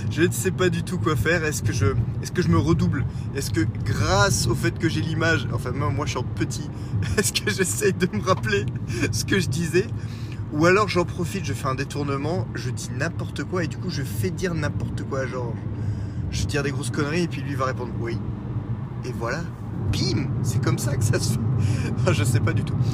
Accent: Brussels, Belgium; accent: Brussels; j'ai l'accent de, c'est de Bruxelles, je crois, qui, euh, qui revient au galop.

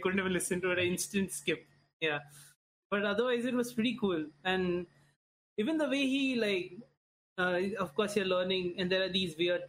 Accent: Veracruz, Mexico; No, I'm from Mexico.

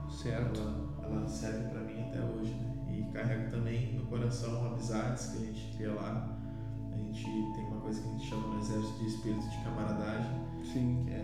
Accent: Rio Grande do Sul, Brazil; born or raised there

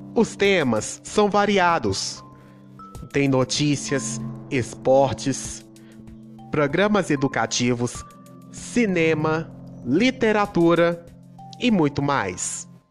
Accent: Itabira, Minas Gerais, Brazil; sou natural da cidade de Itabira, Minas Gerais

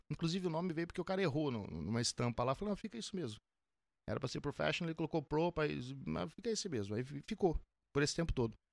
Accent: Vila Velha, Espírito Santo, Brazil; Eu sou de Vila Velha, Espírito Santo.

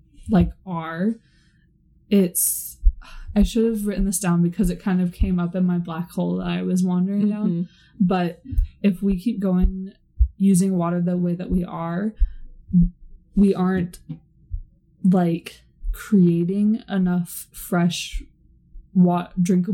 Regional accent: Seattle, Washington, United States; I'm from Seattle.

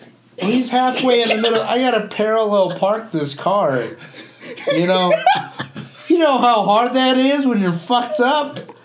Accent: Boston, Massachusetts, United States; I fucking park it because I'm from Boston.

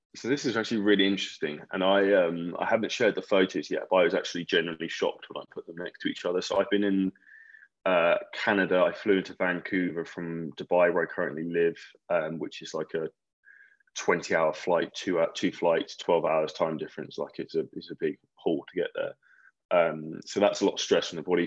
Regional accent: Scotland, United Kingdom; I'm from Scotland

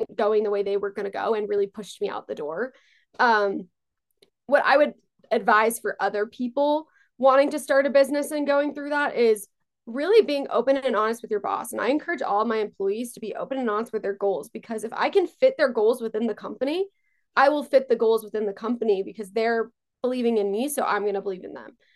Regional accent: Long Island, New York, United States; also born or lived in Israel; I grew up on Long Island

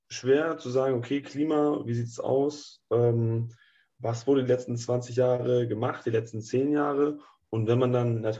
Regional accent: Northern Germany, Germany; Also ich denke, wir kommen ja alle aus Norddeutschland. Da wir kennen die ganzen Windräder

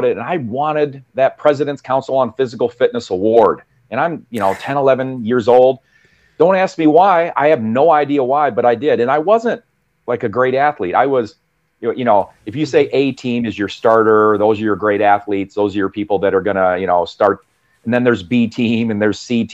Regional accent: central United States, Midwest, United States; I'm obviously from the United States, central United States.

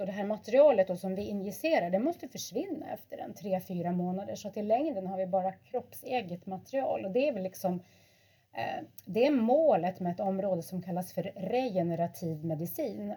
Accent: Lofoten, Nordland, Norway; moved away; jag är ju född och uppvuxen i Lofoten.

